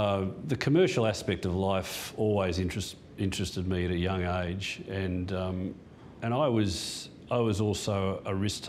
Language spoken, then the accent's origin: English; Perth, Western Australia, Australia; born there; And then Mum and Dad went to Perth for Dad's football. That's when I was born in Perth.